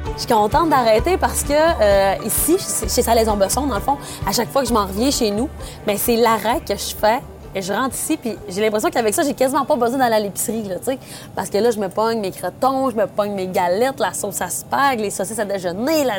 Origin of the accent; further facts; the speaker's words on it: Dolbeau-Mistassini, Quebec, Canada; moved away; Je viens de Dolbeau-Mistassini. J'ai été partie pendant 17 ans, mais là, je suis de retour en région